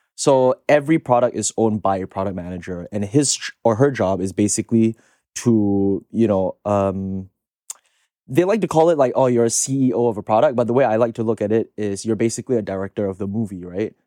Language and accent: English; Singapore; moved away as an adult; now in United States; I'm from Singapore originally, so I came here eight years ago, uh, to study in the States